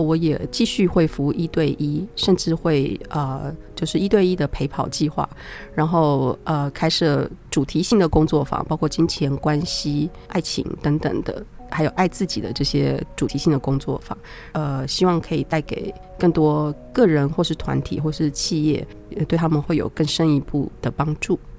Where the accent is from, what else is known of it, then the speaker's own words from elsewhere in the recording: Taiwan; moved away as an adult; also born or lived in Italy; 我在那个学校只有一个日本人跟我一个台湾人